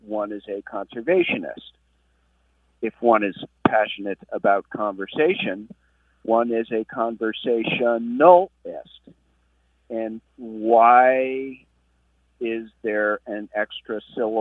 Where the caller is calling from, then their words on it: Barre, Vermont, United States; I am calling from Barry, Vermont